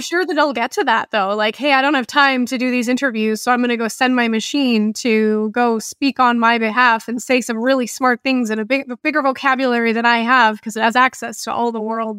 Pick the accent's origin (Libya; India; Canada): Canada; I'm Canadian